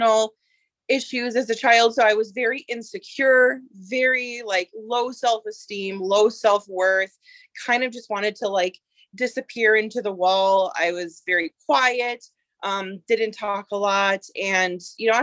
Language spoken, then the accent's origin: English; Minnesota, United States; I am from Minnesota